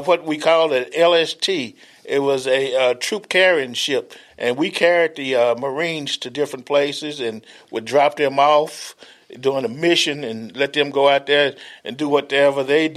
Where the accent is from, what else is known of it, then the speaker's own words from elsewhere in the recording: Mount Pleasant, Tennessee, United States; I'm from Mount Pleasant, Tennessee originally. I graduated from Mount Pleasant Clark in 1969